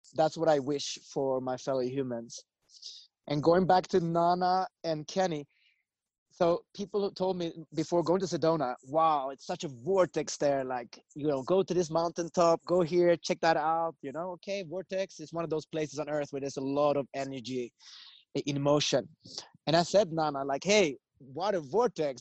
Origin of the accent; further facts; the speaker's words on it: Sweden; moved away as an adult; also born or lived in United States; I grew up in Sweden.